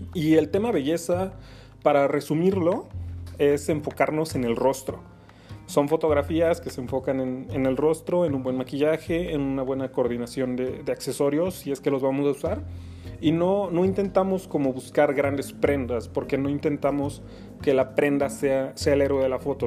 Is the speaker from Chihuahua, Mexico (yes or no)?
no; Mexico City, Mexico; soy fotógrafo de la Ciudad de México, mejor dicho, del oriente de la Ciudad de México